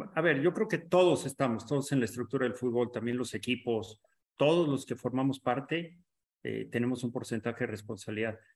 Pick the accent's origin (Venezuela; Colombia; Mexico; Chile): Mexico; Como mexicano